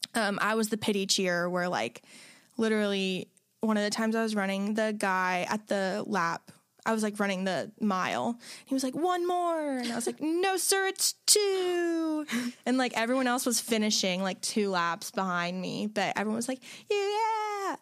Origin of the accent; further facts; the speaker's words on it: Florida, United States; my family are Jaguar fans because, like, we're from Florida